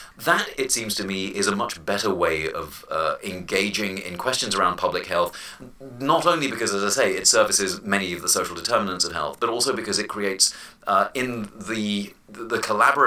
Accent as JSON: {"language": "English", "region": "London", "country": "United Kingdom", "tie": "born or raised there", "moved": "yes", "said": "I was born and raised in London"}